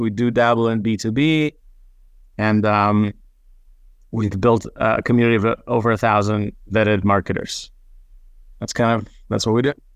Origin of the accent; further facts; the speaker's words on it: Israel; English is a second language; moved away; also born or lived in United States; I grew up half in Israel, half in, in the States